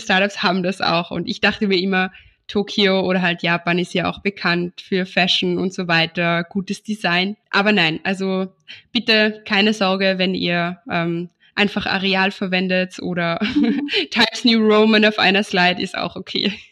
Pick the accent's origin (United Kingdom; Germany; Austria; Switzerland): Austria; bei uns in Österreich